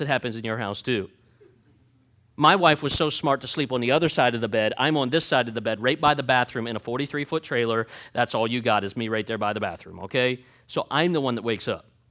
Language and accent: English; Jersey Shore, Pennsylvania, United States; moved away; I'm from Pennsylvania, Jersey Shore, Pennsylvania. So we grew up forty-five minutes away from Knobel's Grove